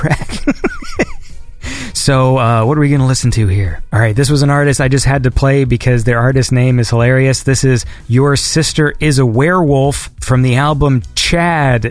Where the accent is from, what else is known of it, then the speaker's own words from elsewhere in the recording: Canada; I am Canadian